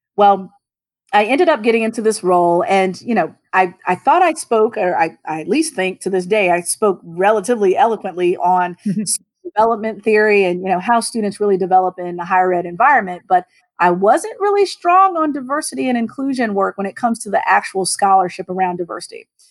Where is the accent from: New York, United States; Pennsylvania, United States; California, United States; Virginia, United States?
Virginia, United States; Southern; now in Maryland, United States; I'm originally from Southern Virginia